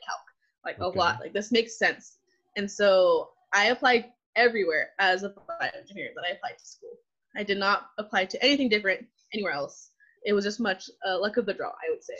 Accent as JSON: {"language": "English", "town": "Selma", "region": "California", "country": "United States", "tie": "born or raised there", "also_born_or_lived": "Fresno, California", "moved": "as an adult", "lives_now": "San Diego, United States", "said": "I was born and raised in the Central Valley. So I was born in Fresno, but was raised in Selma, California, my entire life"}